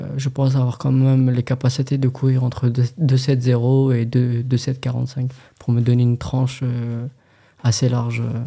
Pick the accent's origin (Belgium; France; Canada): France; en tant que Français